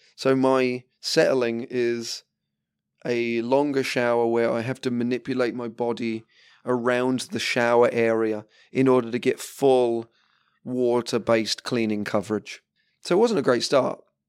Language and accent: English; England, United Kingdom; being English and drinking tea